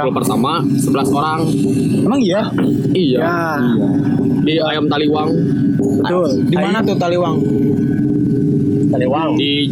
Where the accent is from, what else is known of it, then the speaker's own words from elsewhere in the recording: Bandung, West Java, Indonesia; also born or lived in Tasikmalaya; Lahir di Tasik, besarnya di Bandung.